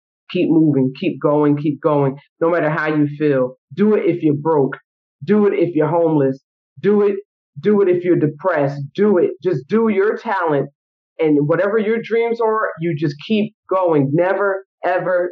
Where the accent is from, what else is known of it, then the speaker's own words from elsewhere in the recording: New Brunswick, New Jersey, United States; I'm from New Brunswick, New Jersey. My whole community has supported everything that I've done